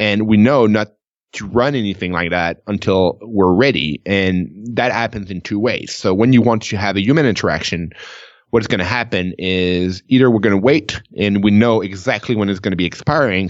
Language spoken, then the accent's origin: English; Canada; I'm Canadian